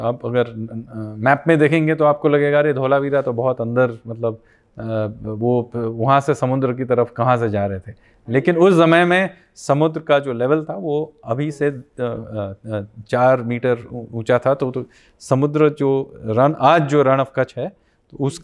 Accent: West Bengal, India; देखिए मैं बंगाली हूँ तो मैं एक हरियाणवी जनजाति के साथ मेरा क्या लगाव है

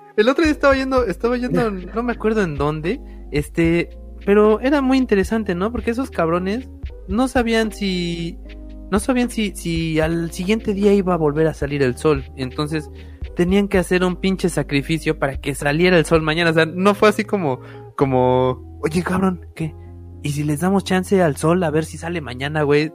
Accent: Mexico; como mexicanos

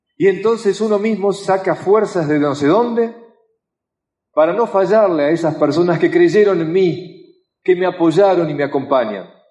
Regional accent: Argentina; como argentino

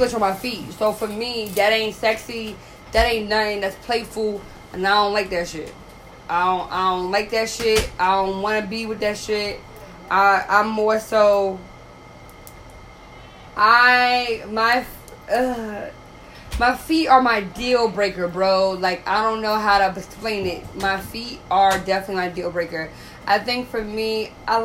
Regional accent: New York, United States; I'm from New York

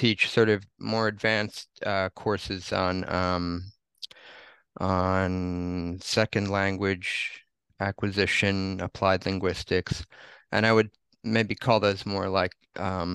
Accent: New Jersey, United States; moved away as an adult; also born or lived in Honolulu, United States / Tokyo, Japan; now in Japan; I had gone back to my hometown in New Jersey

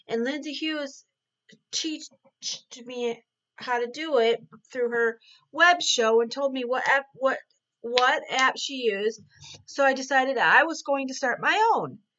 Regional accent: Ireland; I was born in 1979. Um, I'm Irish and I'm a juggalette

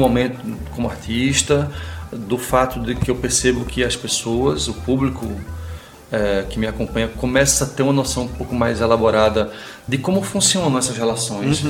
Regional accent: Pernambuco, Brazil; moved away as an adult; now in São Paulo, Brazil; me manter pernambucano

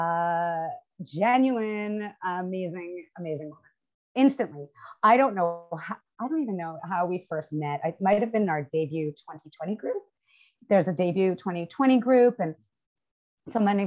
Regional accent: Canada; as a Canadian

